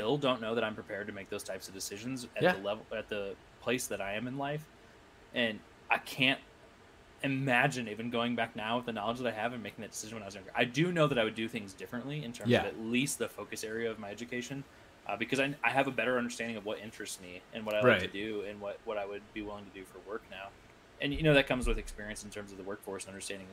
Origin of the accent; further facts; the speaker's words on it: Iowa, United States; I went to college in my hometown.